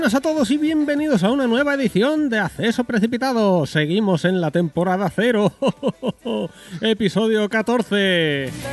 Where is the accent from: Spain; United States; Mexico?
Spain; yo soy muy español y mucho español